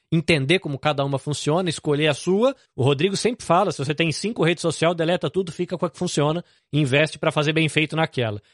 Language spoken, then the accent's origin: Portuguese; Brazil; now in Japan; Mesmo para mim, que sou brasileiro, depois de quase 20 anos no Japão